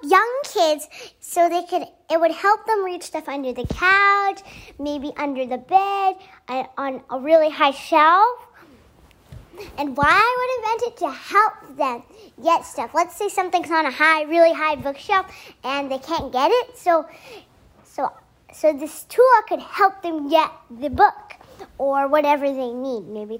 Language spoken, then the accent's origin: English; Union City, United States; I am 7 years old, and I'm from Union City